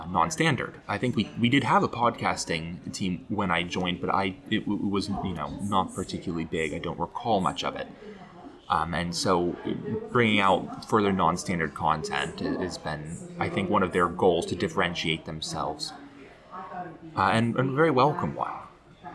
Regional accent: Florida, United States; moved away as an adult; now in Chicago, United States; growing up in Florida, which had sort of eternal summer

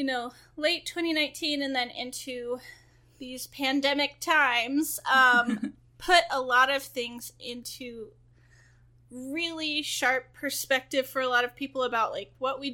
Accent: the South, United States; I'm from the South

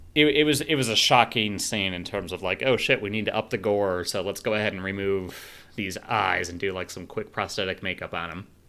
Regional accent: rural Illinois, United States; also born or lived in Chicago; I did grow up in rural Illinois

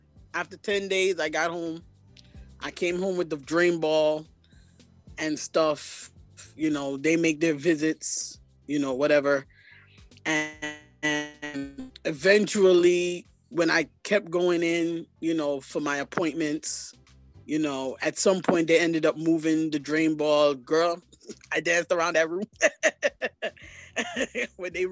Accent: New York City, New York, United States; I was originally born here in Brooklyn, New York

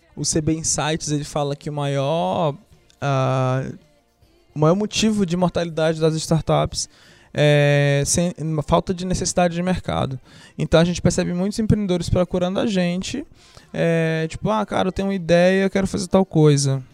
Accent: Fortaleza, Ceará, Brazil; moved away as an adult; also born or lived in Teresina, Piauí; now in São Paulo, Brazil; Nasci aqui em Teresina, cresci em Fortaleza, atualmente moro em São Paulo

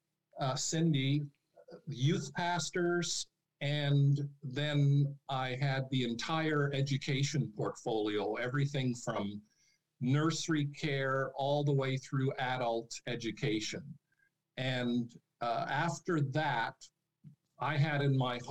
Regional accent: Edmonton, Alberta, Canada; moved away as an adult; also born or lived in Florida / Anderson, Indiana / Cooksville, Ontario; I was born in Edmonton, so I did my post-secondary education going for 4 years to the University of Alberta

